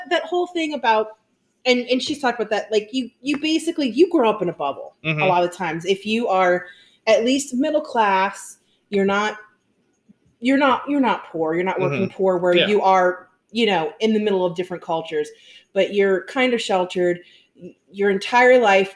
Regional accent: New Orleans, Louisiana, United States; moved away; we came from New Orleans

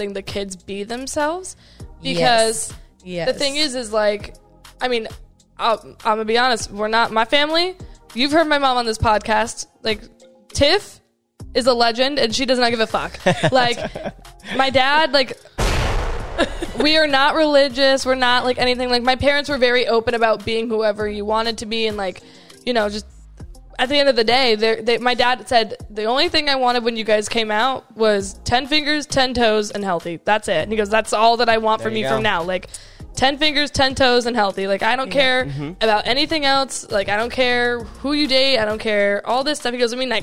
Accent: Vancouver, Washington, United States; now in Orlando, United States; like where I'm from, like Portland, Oregon. Like I'm from Vancouver, but Portland is basically the biggest city

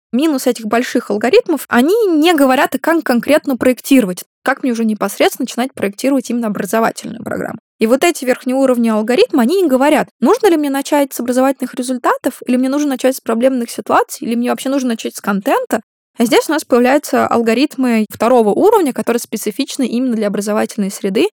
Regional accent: Russia; moved away as an adult; also born or lived in Maastricht, Netherlands; я была первой из России, которая к ним а, поступила в аспирантуру

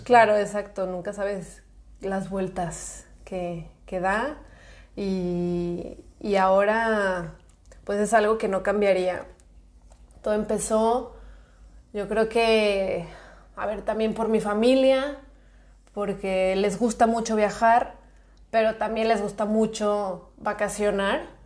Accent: Guadalajara, Jalisco, Mexico; moved away as an adult; now in Lleida, Spain; tengo 27 años, soy de Guadalajara

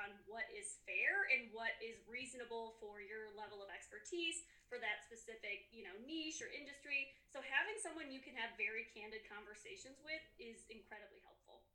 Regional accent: Chicago, Illinois, United States; now in Colorado, United States; I grew up in the Chicagoland area and now I'm in Colorado.

